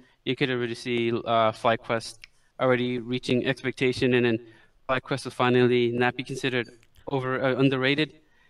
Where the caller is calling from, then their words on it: New York City, New York, United States; New York City.